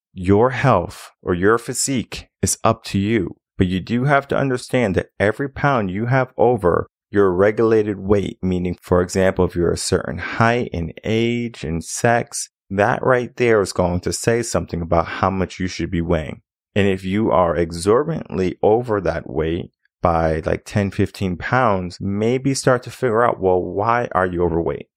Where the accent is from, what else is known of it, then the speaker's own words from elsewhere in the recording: Connecticut, United States; now in Texas, United States; I come from Connecticut